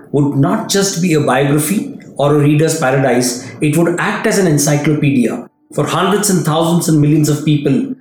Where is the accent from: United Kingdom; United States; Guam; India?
India; I hail from India